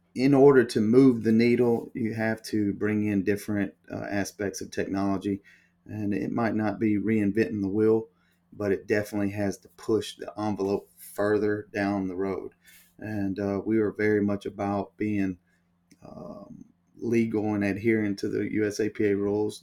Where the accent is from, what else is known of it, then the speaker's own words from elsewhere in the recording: Alabama, United States; I'm from Alabama. Um, I grew up in Alabama, went to school at the University of Alabama